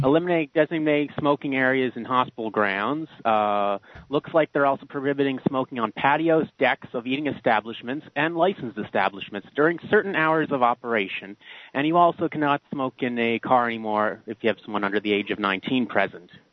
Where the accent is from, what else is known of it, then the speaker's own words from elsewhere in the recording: Prince Edward Island, Canada; I'm from Prince Edward Island